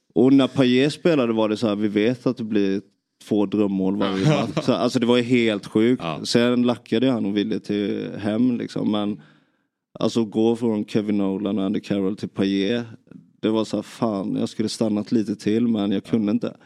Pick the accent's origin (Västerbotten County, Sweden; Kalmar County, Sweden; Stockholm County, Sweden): Kalmar County, Sweden; Nybro; Jag, jag växte upp i i Nybro